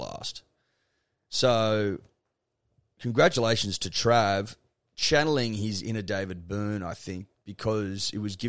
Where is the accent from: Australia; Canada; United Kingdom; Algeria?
Australia; I'm Australian.